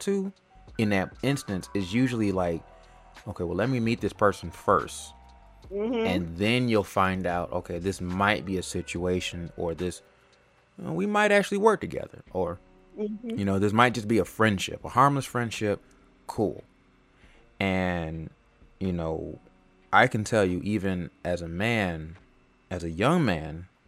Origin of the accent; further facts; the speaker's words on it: Los Angeles, California, United States; moved away; also born or lived in Atlanta, Georgia; I was born and raised in California, L.A.